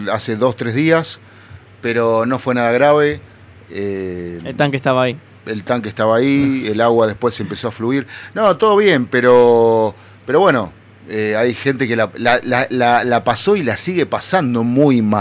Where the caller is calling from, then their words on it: Claypole, Buenos Aires Province, Argentina; de Claypole.